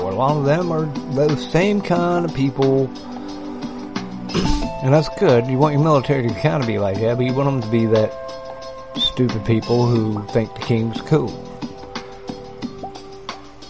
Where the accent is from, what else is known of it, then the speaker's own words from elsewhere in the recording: United States; I'm American